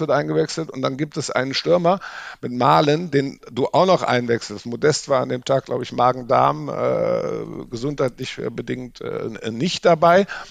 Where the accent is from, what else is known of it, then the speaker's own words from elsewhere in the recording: Rhineland, Germany; now in Munich, Germany; ich bin äh, Rheinländer, wohne in München